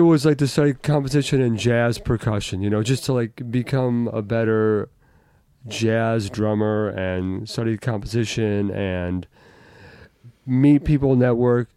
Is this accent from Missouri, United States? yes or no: no; Euclid, Ohio, United States; moved away as an adult; also born or lived in New York; I live near Shaker now, but I grew up in Euclid